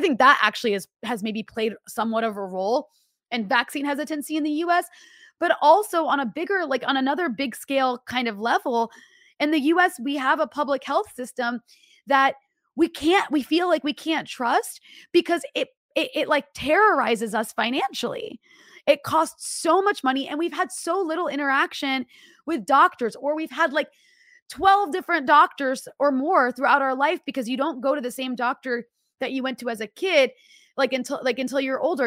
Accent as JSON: {"language": "English", "country": "United States", "said": "I'm so American"}